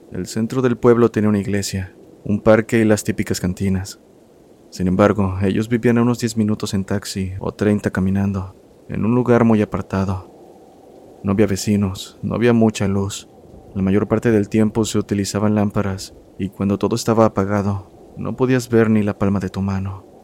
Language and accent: Spanish; Costa Rica; Hola comunidad … soy de Costa Rica. Mi familia es de un lugar que actualmente está un poco más comercializado, llamado Nicoya, el cual antes era un pueblo bastante pequeño.